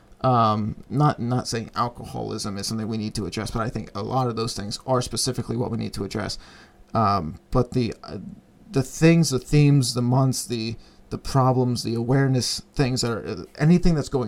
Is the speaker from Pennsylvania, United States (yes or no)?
yes; Berwick, Pennsylvania, United States; Berwick, my hometown